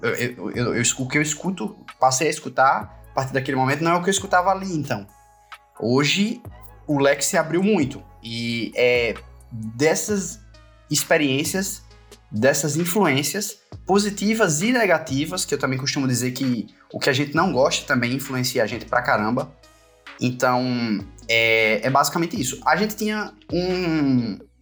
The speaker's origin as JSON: {"language": "Portuguese", "region": "Pernambuco", "country": "Brazil", "tie": "born or raised there", "moved": "yes", "lives_now": "Paraíba, Brazil", "said": "eu sou pernambucano, apesar da banda ser paraibana, e eu moro na Paraíba há muito, muito tempo, desde 2001, na verdade, mas eu nasci em Pernambuco"}